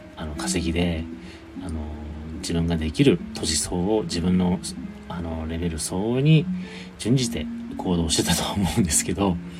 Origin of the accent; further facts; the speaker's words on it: Hokkaido, Japan; now in Kanto, Japan; 北海道、地元が北海道なんですよ。出身